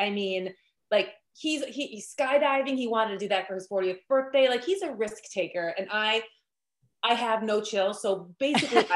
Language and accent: English; Wisconsin, United States; for this being my home state, I am not very well traveled in it